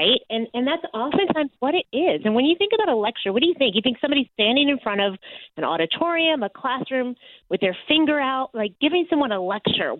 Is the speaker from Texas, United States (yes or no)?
yes; Texas, United States; moved away as an adult; also born or lived in New York City; I say I was raised in Texas, but I grew up in New York, because I moved to New York right out of college